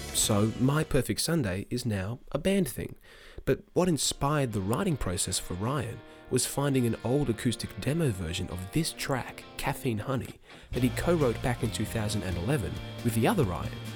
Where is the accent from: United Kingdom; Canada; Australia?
Australia; As Australian 90s kids